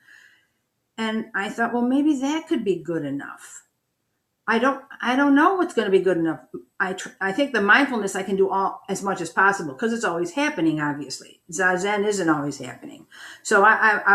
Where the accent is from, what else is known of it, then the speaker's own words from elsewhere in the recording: Buffalo, New York, United States; I'm from Buffalo.